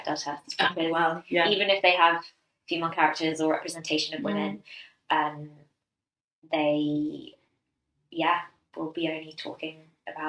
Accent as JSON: {"language": "English", "region": "London", "country": "United Kingdom", "tie": "born or raised there", "said": "we grew up in London"}